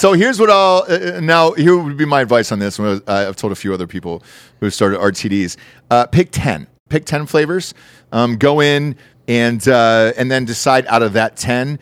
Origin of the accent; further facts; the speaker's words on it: Georgia, United States; moved away; I'm from Georgia, and everything's peaches there originally. So I was like, cool, I grew up on it